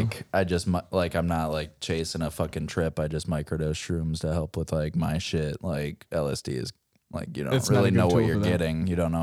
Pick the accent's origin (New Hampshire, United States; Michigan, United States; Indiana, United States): Michigan, United States; Warren; my hometown, Warren, Michigan